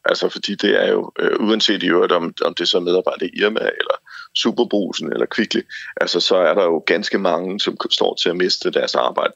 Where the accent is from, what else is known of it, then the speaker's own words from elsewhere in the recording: Sønderborg, Southern Denmark, Denmark; i Sønderborg, hvor jeg kommer fra